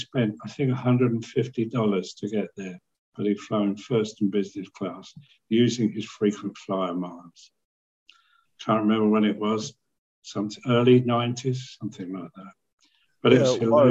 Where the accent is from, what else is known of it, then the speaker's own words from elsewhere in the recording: United Kingdom; I'm British.